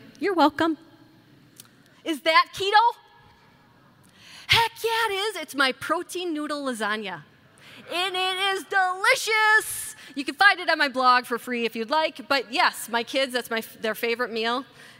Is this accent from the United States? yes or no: yes; Wisconsin, United States; I'm from Wisconsin. I think it's called the beer capital of the world. I think I'm an alien there because I don't drink alcohol.